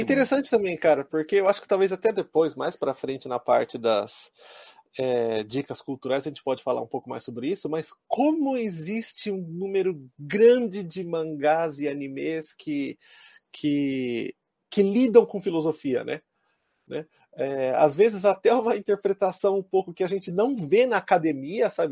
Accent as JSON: {"language": "Portuguese", "country": "Brazil", "moved": "yes", "lives_now": "Japan", "said": "enquanto brasileiros"}